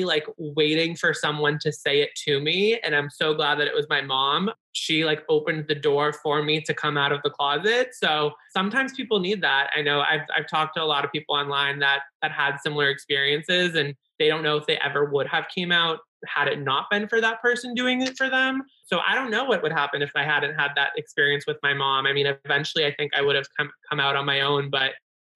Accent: Massachusetts, United States; I'm from Massachusetts, and like I grew up in such like a progressive town

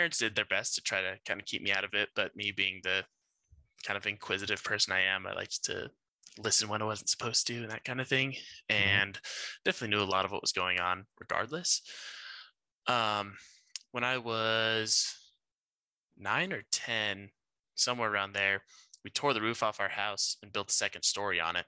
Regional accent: Grand Junction, Colorado, United States; also born or lived in Glenwood Springs, Colorado / Gilbert, Arizona; I was born in Grand Junction, Colorado, born and raised. I lived there for, I'd say, 17 years

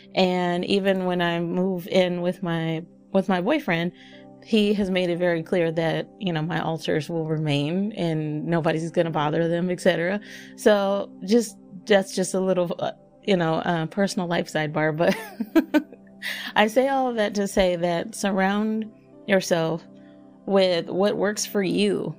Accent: Texas, United States; I'm from Texas

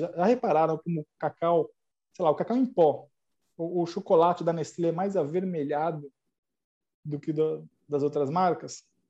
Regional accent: São Paulo, Brazil; eu sou de São Paulo

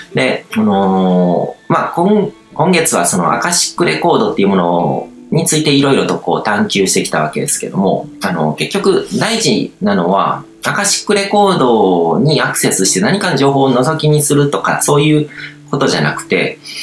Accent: Japan; 日本日本という国に生まれて日本社会の中でこう生まれ育ってる

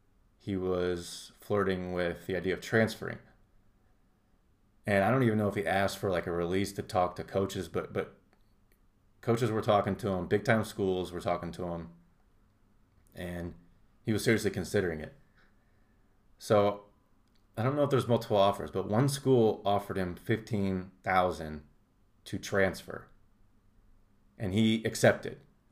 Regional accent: Indianapolis, Indiana, United States; Most overrated is Minnesota, but I'm coming from Indianapolis bias.

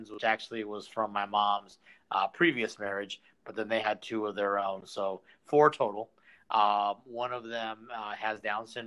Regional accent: San Diego, California, United States; how I wound up here full time, and how I wound up growing up in San Diego

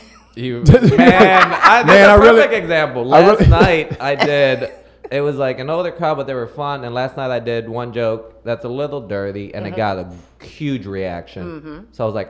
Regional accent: Puerto Rico; moved away; I'm from Puerto Rico.

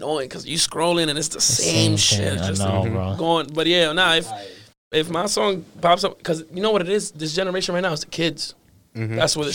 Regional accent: New York, United States; also born or lived in Miami, United States / Santiago, Dominican Republic; now in Boston, United States; I was born in New York, lived in Miami.

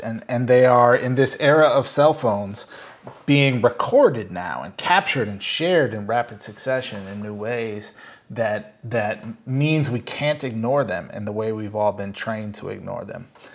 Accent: Saint Paul, Minnesota, United States; now in New York, United States; I grew up in Saint Paul, uh, Minnesota

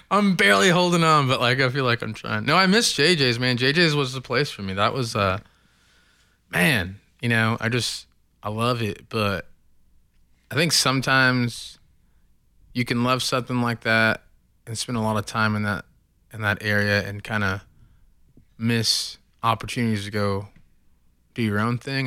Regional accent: Oklahoma City, Oklahoma, United States; raised, born and raised in Oklahoma City

